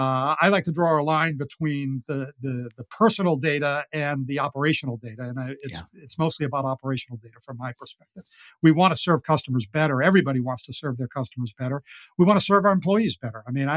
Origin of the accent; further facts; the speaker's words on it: Ireland; I'm as I said, I'm an Irish guy, and I love to talk